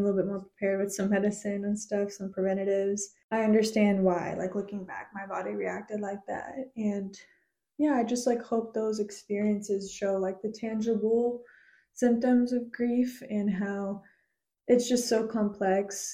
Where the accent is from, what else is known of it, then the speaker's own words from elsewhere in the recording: United States; I try to say like Peruvian American now because it's like I'm not half of anything and it's like I'm fully Peruvian and I'm fully American